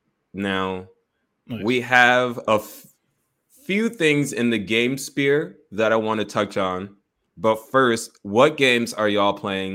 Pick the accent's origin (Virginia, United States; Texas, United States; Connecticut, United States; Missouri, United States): Connecticut, United States; I grew up in Connecticut